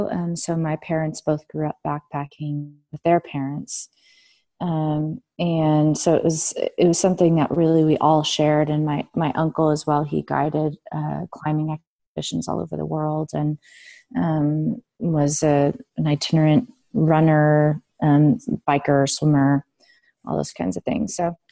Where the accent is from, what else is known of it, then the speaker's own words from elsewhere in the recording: San Diego, California, United States; Well, I grew up in San Diego, California. Mm-hmm. And, my whole family lives in San Diego. So my grandparents are there, my folks, my aunt, my uncle, my cousins, and then I have a younger brother.